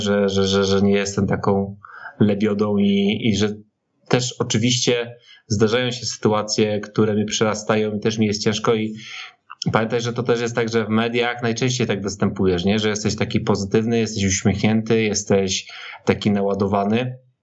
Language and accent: Polish; Silesian Voivodeship, Poland; wychowywałem się na Śląsku